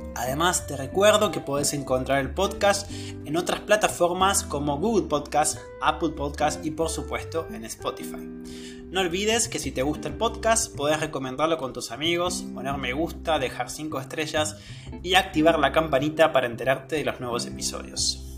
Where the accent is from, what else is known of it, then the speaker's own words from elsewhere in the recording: Argentina; soy de Argentina